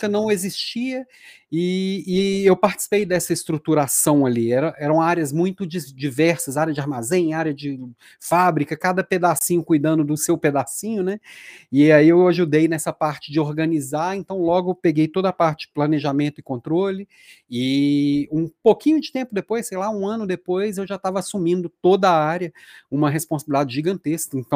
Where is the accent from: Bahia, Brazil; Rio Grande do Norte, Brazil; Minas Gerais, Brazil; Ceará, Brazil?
Minas Gerais, Brazil; Belo Horizonte; moved away as an adult; also born or lived in Juiz de Fora / Rio de Janeiro / São Paulo / Florianópolis; há 15 anos eu recebi um convite para ir para a Natura e Daí eu saí de Belo Horizonte. Então, fiquei 10 anos fora aqui da terrinha, fui rodei, passei por Juiz de Fora, passei pelo Rio de Janeiro, passei por São Paulo